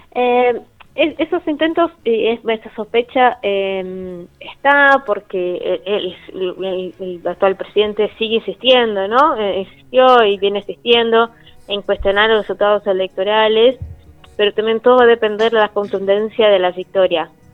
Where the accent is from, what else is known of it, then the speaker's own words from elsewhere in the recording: Brazil; moved away; la comunidad argentina siempre nos acompañó a la comunidad brasilera